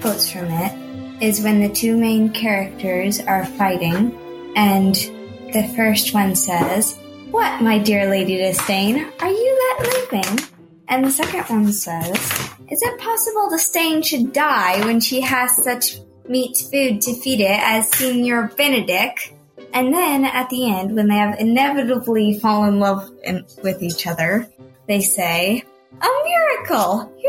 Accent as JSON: {"language": "English", "town": "Sacramento", "region": "California", "country": "United States", "said": "I'm 13 years old, and I'm from Sacramento, California."}